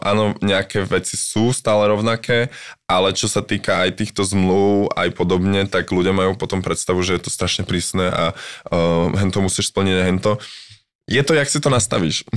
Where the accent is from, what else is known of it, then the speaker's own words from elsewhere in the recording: Slovakia; first language Slovak; also born or lived in London, United Kingdom; now in Prague, Czech Republic; môj rodný jazyk